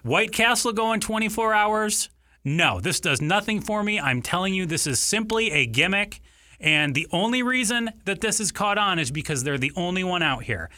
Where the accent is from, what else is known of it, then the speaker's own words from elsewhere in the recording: Ann Arbor, Michigan, United States; now in Arizona, United States; I grew up in Ann Arbor, Michigan